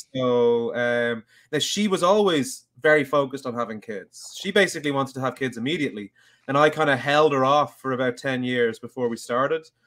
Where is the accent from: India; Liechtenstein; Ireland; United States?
Ireland; Dublin, Leinster; I'm from Dublin